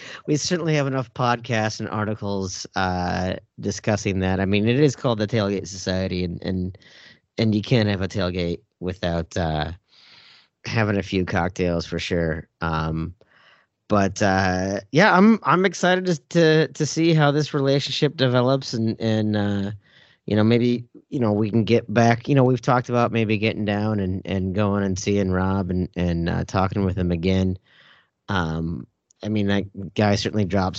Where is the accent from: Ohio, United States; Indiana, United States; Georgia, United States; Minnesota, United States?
Minnesota, United States; As a Minnesotan